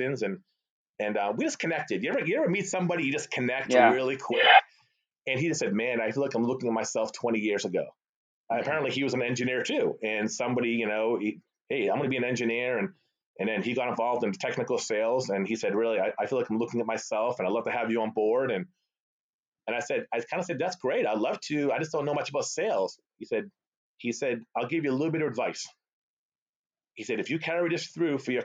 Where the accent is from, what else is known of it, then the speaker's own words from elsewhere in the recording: Boston, Massachusetts, United States; first language Arabic; English is a second language; born and raised in the Boston area, suburbs of Boston.